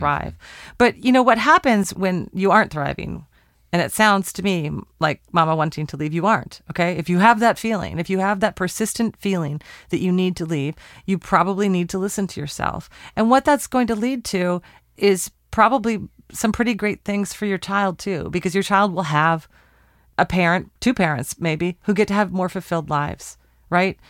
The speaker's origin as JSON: {"language": "English", "town": "Portland", "region": "Oregon", "country": "United States", "tie": "born or raised there", "said": "We're recording in my hometown, Portland, Oregon"}